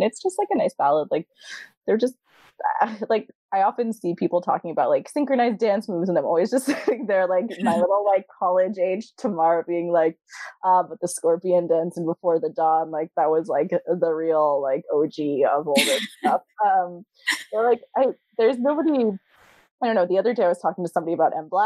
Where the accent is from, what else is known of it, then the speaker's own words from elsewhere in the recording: New York, United States; I'm from New York